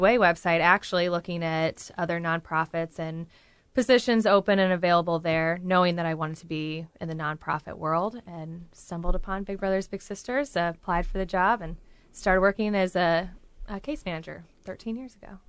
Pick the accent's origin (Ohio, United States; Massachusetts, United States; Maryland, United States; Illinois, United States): Illinois, United States; Galesburg; moved away as an adult; now in Peoria, United States; I was born and raised around the Galesburg area, so pretty close, forty-five minutes away. But I've been in Peoria for, oh, about fifteen years.